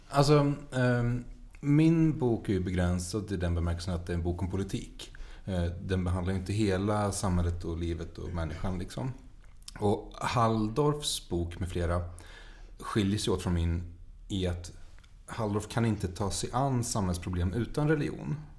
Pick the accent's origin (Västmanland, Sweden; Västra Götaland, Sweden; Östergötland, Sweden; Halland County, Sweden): Västra Götaland, Sweden; Mariestad; jag är uppvuxen i Mariestad